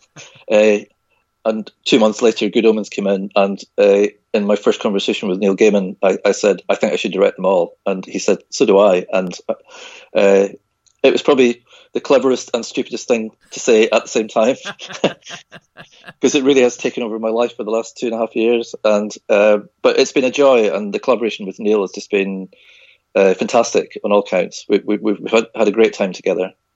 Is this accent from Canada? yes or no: no; Isle of Skye, Hebrides, Scotland, United Kingdom; I was born and brought up on the Isle of Skye in the Hebrides in Scotland